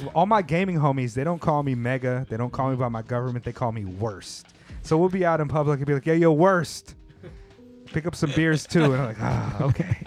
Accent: California, United States; now in Japan; I grew up in California around a variety of people

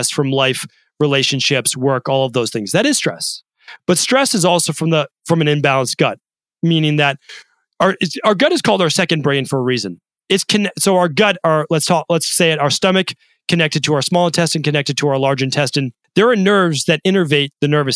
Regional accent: Medford, Massachusetts, United States; as a kid growing up in Medford, Massachusetts

